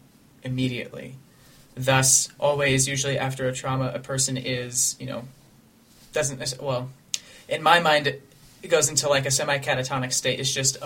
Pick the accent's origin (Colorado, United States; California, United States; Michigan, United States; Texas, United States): Colorado, United States; Ethan and I grew up in that district of Columbine High School.